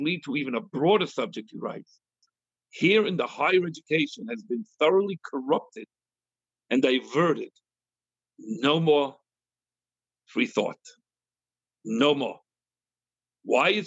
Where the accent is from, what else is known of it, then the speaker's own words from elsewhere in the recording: United States; We Americans